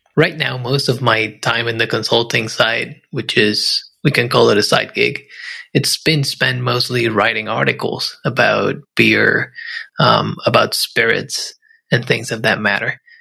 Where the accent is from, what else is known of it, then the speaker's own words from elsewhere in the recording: Puerto Rico; I grew up in Puerto Rico